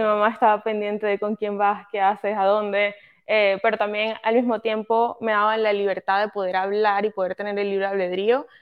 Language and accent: Spanish; Venezuela; moved away as an adult; soy venezolana, eh, ese es mi origen, soy venezolana, nací allá, crecí allá, eh, llegué a este país hace aproximadamente como cinco años más o menos